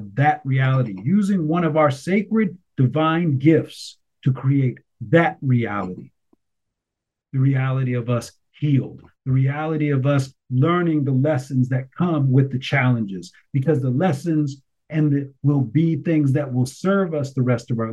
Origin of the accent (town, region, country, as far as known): United States